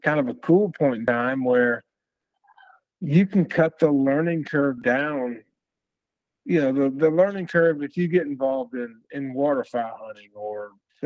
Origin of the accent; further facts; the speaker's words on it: Western Illinois, United States; I grew up in Western Illinois, outside the Quad Cities, which is about, it's basically the other side of the state from Chicago